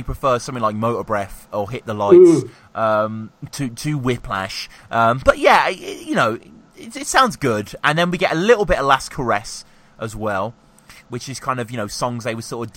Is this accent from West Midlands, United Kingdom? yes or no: yes; Birmingham, West Midlands, United Kingdom; moved away; I'm from Birmingham originally